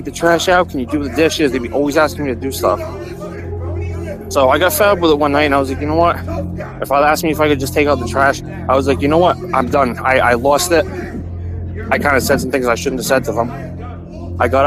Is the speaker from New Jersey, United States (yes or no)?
no; Rhode Island, United States; I was born and raised in Rhode Island